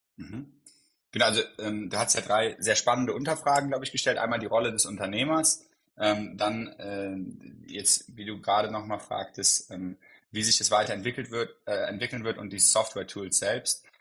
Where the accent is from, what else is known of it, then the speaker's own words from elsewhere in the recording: Cologne, North Rhine-Westphalia, Germany; ich komme aus Köln